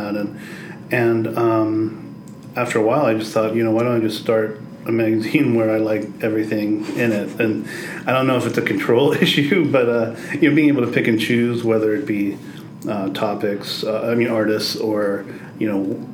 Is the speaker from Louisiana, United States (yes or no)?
no; Cincinnati, Ohio, United States; moved away as an adult; also born or lived in New York; I'm from here. I grew up on the West Side